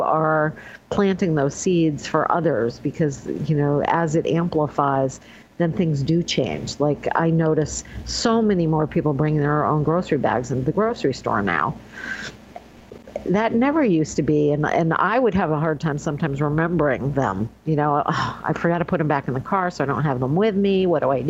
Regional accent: Northeast, United States; now in New York State, United States; I grew up in the Northeast

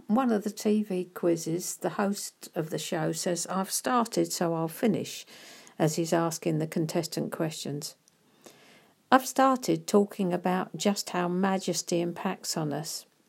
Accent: United Kingdom; being British

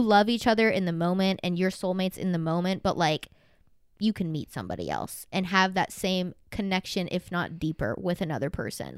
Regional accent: the Bible Belt, the South, United States; I grew up in the literal Bible Belt in, like, mega church.

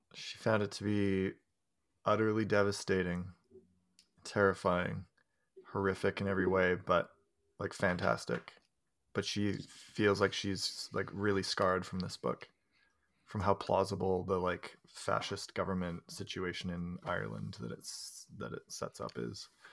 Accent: Canada; for me to get as a Canadian

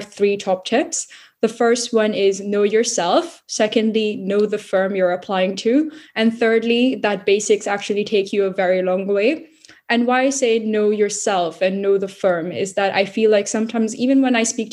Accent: Singapore; moved away as an adult; also born or lived in India; now in London, United Kingdom; I'm Indian Singaporean, born in India, grew up mostly in Singapore.

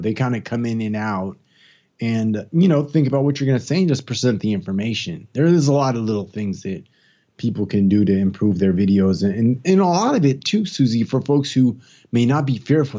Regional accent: East Palo Alto, California, United States; moved away as an adult; also born or lived in Gainesville, Florida / Washington, D.C. / Tampa, Florida; now in Atlanta, United States; I'm from California. I'm actually from the Bay Area, San Francisco Bay Area, from a small little city called East Palo Alto, which is kinda close to Stanford University. It's changed a lot since I was a youngster

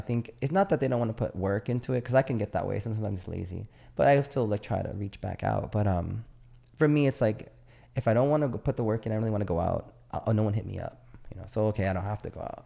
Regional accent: San Diego, California, United States; moved away as an adult; also born or lived in Naples, Italy; I was from San Diego

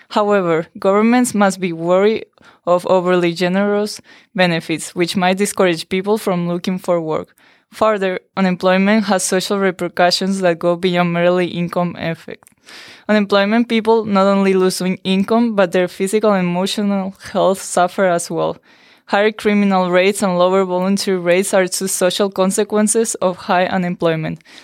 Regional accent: Canary Islands, Spain; now in United States; I'm from Spain, from the Canary Islands.

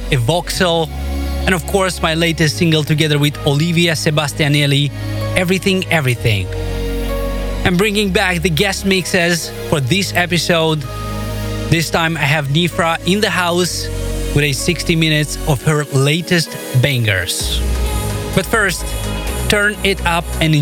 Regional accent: Moldova; here in my home country of Moldova

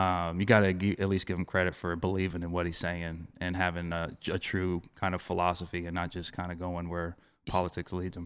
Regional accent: Ocean Springs, Mississippi, United States; I'm from Ocean Springs

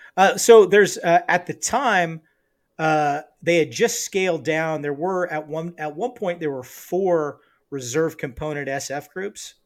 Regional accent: Los Angeles, California, United States; also born or lived in Tehachapi, California; spent the first eleven years of my life mostly in the Los Angeles area

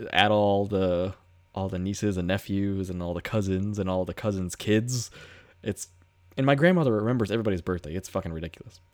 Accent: United States; I'm American

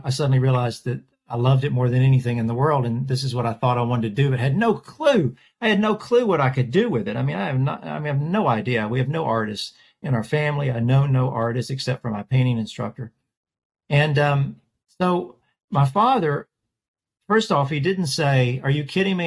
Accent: Nashville, Tennessee, United States; Born in Nashville, Tennessee. I am a sixth generation Nashvillian.

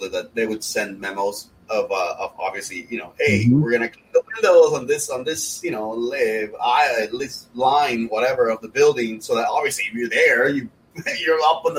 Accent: Miami, Florida, United States; it's funny because I mentioned I'm from Miami, right? And I lived in Brickell in downtown Miami

